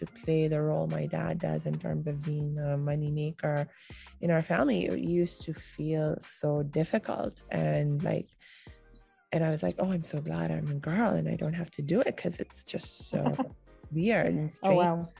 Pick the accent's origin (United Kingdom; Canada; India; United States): India; also born or lived in Pakistan; And certainly the way it used to be traditionally, and when I was growing up in India and Pakistan, that was back in the 80s and 90s, you know, and my family was fairly traditional in our lifestyle.